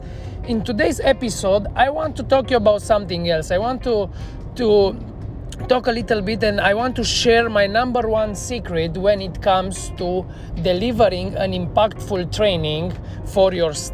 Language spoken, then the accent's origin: English; Cluj-Napoca, Cluj County, Romania; moved away as an adult; now in Bucharest, Romania; Last time I worked here in my hometown in Cluj-Napoca